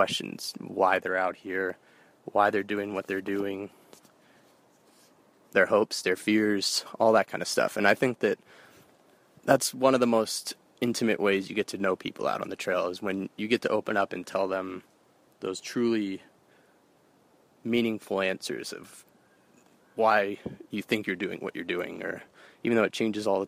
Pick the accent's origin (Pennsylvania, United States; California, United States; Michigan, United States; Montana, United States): California, United States; San Francisco; I'm originally from San Francisco, California